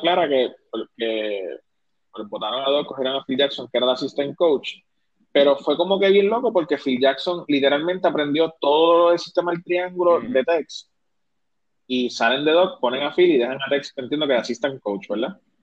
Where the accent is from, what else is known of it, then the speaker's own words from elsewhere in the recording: Isabela, Puerto Rico; yo me crié en Isabela y soy gallito